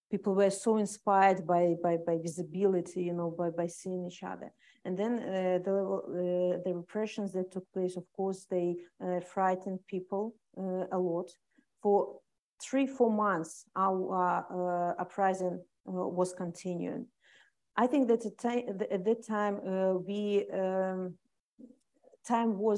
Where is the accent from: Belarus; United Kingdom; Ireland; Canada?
Belarus; English is a second language; moved away; We people became to be proud that we are Belarusians.